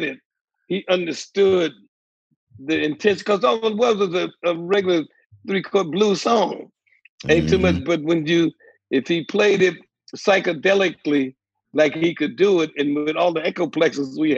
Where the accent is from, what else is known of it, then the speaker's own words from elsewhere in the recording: Newark, New Jersey, United States; also born or lived in North Carolina / Chase City, Virginia; now in Tallahassee, United States; I came from North Carolina probably about 10 years old, then to Virginia, Chase City, Virginia. And about 10, I went to Newark, New Jersey